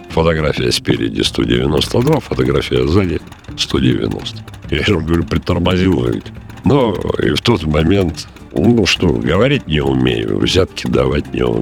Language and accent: Russian; Siberia, Russia; я вот говорю всегда вот этим европейским полицейским, что я с Сибири. Когда он говорит, так там же холодно